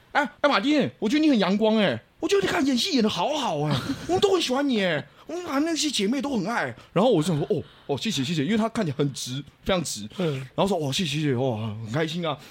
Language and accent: Chinese; Taiwan; 我们是来自台湾